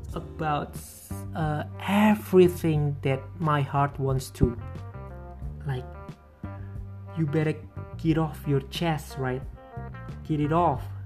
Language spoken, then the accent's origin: English; Purbalingga, Central Java, Indonesia; English is a second language; moved away as an adult; also born or lived in Purwokerto; now in Pemalang, Indonesia; just came here two years ago from Purbalingga because I was raised and born there